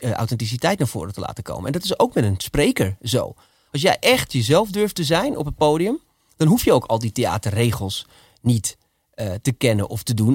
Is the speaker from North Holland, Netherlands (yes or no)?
yes; Amsterdam, North Holland, Netherlands; accent: Amsterdams; ik ging naar logopedie om mijn Amsterdamse accent af te leren